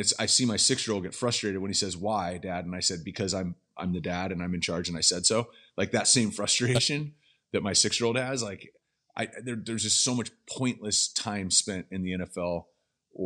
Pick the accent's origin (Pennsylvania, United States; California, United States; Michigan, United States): California, United States; I'm from California.